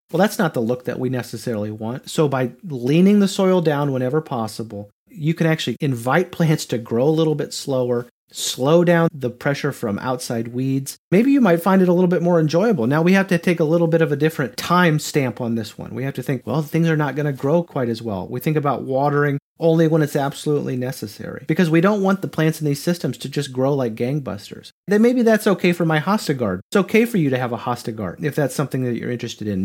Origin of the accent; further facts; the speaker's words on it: Grand Island, Nebraska, United States; moved away as an adult; now in Knoxville, United States; I'm from Nebraska, and so I'm kind of from the prairie zone, the area that they call the Great Plains, which was one hundred percent tall grass prairie where I grew up